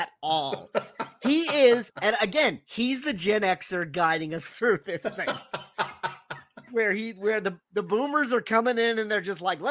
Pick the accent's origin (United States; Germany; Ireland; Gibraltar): United States; New York City, New York; I'm from Rockaway Beach